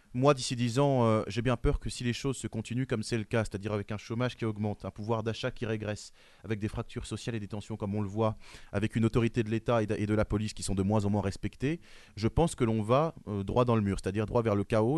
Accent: France; Je suis français

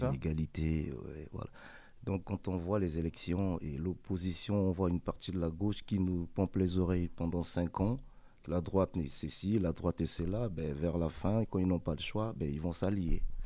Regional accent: Pointe-Noire, Republic of the Congo; now in France; J'ai grandi au Congo, j'ai grandi dans un bas quartier à Pointe-Noire, la ville de Pointe-Noire.

